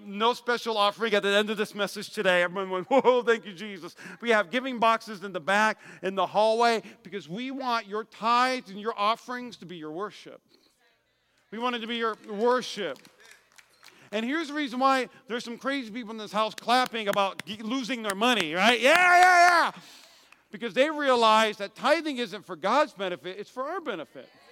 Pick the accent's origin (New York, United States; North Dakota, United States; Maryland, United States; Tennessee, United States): North Dakota, United States; moved away as an adult; now in Las Vegas, United States; I even had a motorcycle uh, to ride growing up in North Dakota.